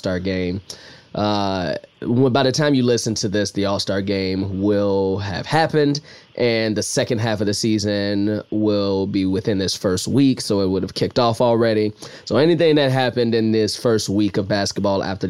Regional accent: Chicago, Illinois, United States; I grew up in Chicago, born in 86

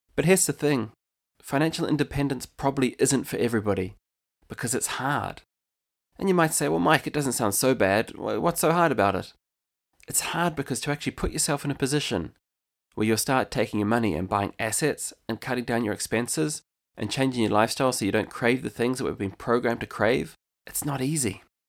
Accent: New Zealand; moved away as an adult; now in County Limerick, Ireland; I'm actually originally from New Zealand, and I've called Ireland home since two thousand eleven.

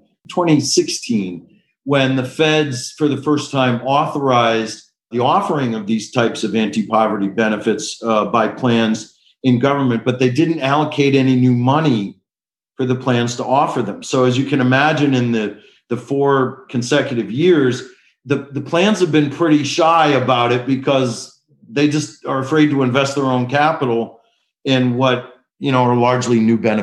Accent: Detroit, Michigan, United States; moved away as an adult; now in Washington, D.C., United States; I was born to two med students at Wayne State Med School in Detroit, Michigan.

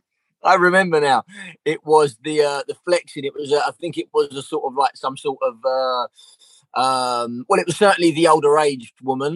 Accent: London, United Kingdom; I'm from Southeast London, so like our accent was very very similar

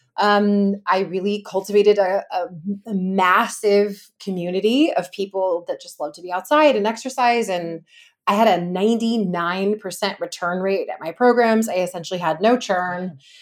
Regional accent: Los Angeles, California, United States; I'm from Los Angeles, California

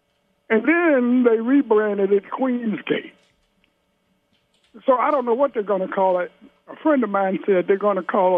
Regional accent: Cincinnati, Ohio, United States; My father and my stepmother and myself, we moved to Avondale, Bernard Avenue.

